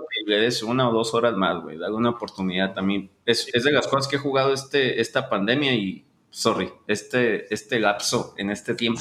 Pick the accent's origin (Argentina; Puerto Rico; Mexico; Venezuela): Mexico; Ensenada, Baja California; soy de Ensenada, como buen ensenadense